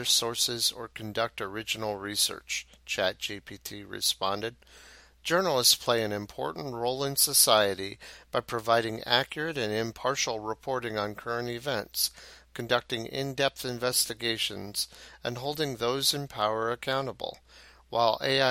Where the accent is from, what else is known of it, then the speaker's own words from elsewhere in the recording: Arlington, Ohio, United States; my hometown of Arlington in Hancock County